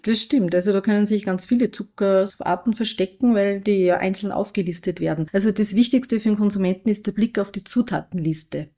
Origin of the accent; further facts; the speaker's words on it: Austria; bei uns in Österreich